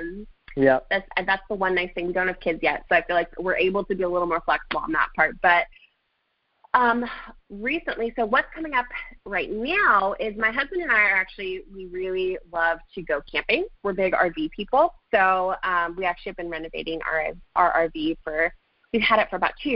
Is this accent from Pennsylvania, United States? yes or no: no; Fresno, California, United States; moved away as an adult; now in Connecticut, United States; We were in Central Valley in Fresno, California.